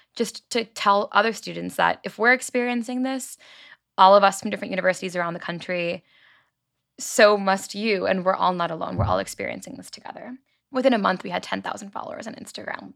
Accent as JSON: {"language": "English", "area": "Long Island", "region": "New York", "country": "United States", "tie": "born or raised there", "said": "I grew up on Long Island, New York"}